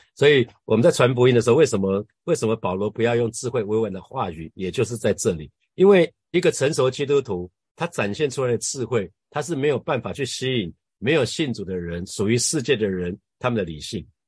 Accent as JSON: {"language": "Chinese", "town": "Hsinchu", "country": "Taiwan", "tie": "born or raised there", "said": "我们新竹老家后面，呃，离，离我们家非常近的一两分钟的一个妈祖庙"}